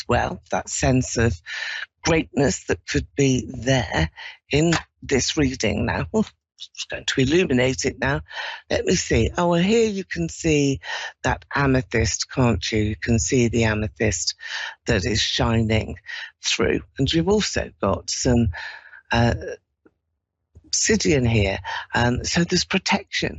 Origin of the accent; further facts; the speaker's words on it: London, United Kingdom; I'm from London.